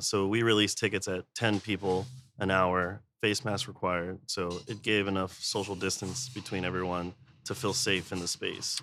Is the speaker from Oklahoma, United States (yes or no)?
no; San Antonio, Texas, United States; moved away as an adult; now in Austin, United States; I'm from San Antonio. Been in Austin for probably like twelve